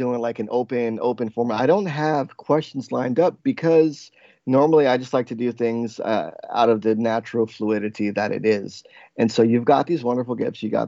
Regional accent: New Jersey, United States; also born or lived in New York; growing up in New Jersey

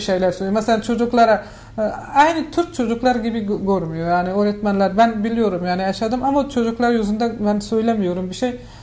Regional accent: Afghanistan; Turkish is a second language; moved away as an adult; now in Turkey; ben Afganistan'da büyüdüm

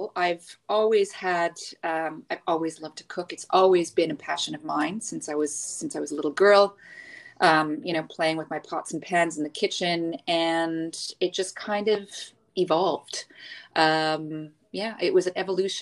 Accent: Montreal, Quebec, Canada; moved away as an adult; now in Dubai, United Arab Emirates; I'm originally from Montreal. I've been living in the UAE in Dubai for the past 15 years.

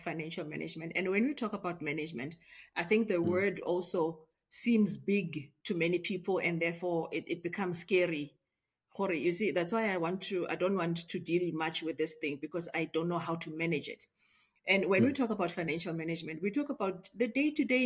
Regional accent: Springs, Gauteng, South Africa; also born or lived in Tembisa; I was born and raised in the East Rand, in Springs particularly

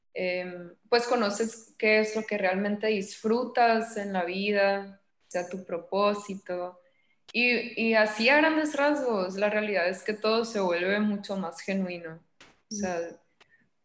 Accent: Los Mochis, Sinaloa, Mexico; yo nací en Mochis, tengo 26

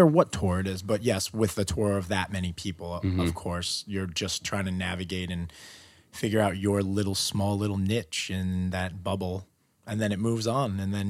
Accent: New York City, New York, United States; Born and raised in Queens.

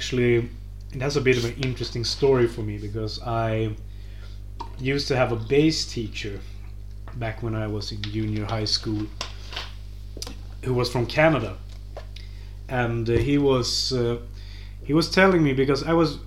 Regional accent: Sweden; my home country

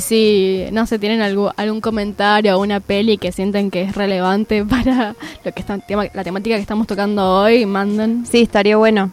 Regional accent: San Juan, Argentina; now in Córdoba, Argentina; porque soy sanjuanina

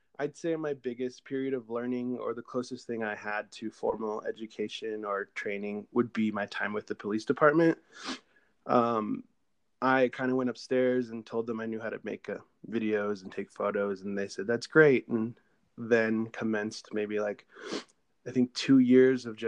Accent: San Diego, California, United States; I am from San Diego, California.

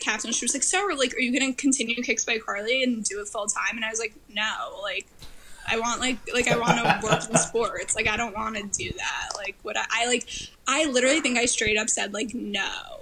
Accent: Long Island, New York, United States; I'm from Long Island

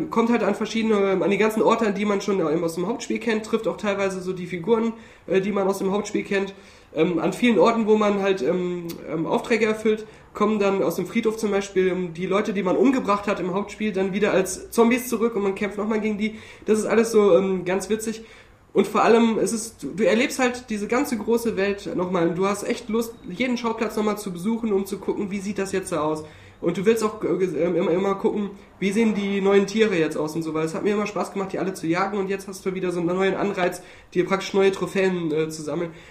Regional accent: Hürth, North Rhine-Westphalia, Germany; zumindest in der, in der Kölner Gegend oder da auch aus Hürth, wo ich herkomme, da machen die Kinder das schon, dass sie auch so rumgehen.

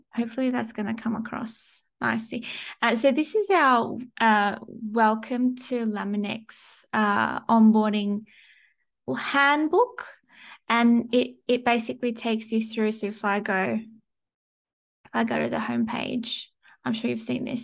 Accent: Sydney, New South Wales, Australia; moved away; I'm originally from Sydney

